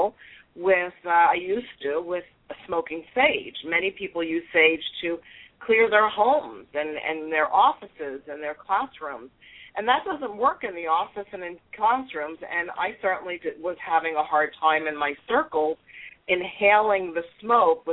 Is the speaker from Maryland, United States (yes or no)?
no; New York, United States; accent: New York; now in South Florida, United States; I'm a New York Italian girl, in case you didn't pick up by my accent of the New York part. But I've been in Florida, South Florida, for many years.